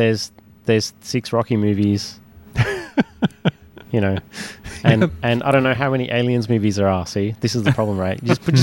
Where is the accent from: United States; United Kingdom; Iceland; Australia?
Australia; Sydney, New South Wales; So I grew up in Concord.